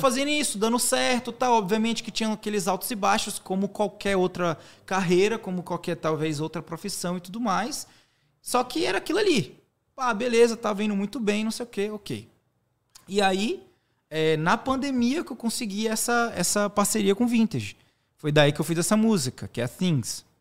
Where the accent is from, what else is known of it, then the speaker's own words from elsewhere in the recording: Teixeira de Freitas, Bahia, Brazil; moved away; also born or lived in Salvador / United States; sou natural de Teixeira de Freitas, é uma cidade no extremo sul da Bahia